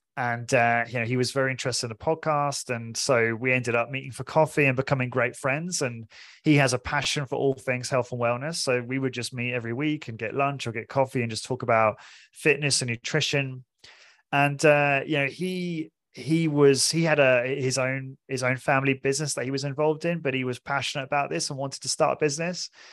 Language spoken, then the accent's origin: English; Portsmouth, South East England, United Kingdom; moved away as an adult; also born or lived in London; I'm originally from, I'm British, I'm from Portsmouth, small city in England.